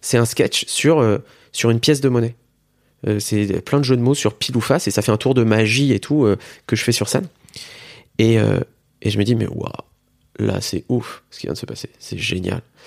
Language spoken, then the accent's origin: French; Metz, Grand Est, France; Je suis originaire de Metz